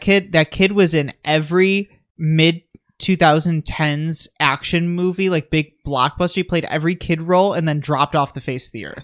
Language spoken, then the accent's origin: English; United States; I'm an American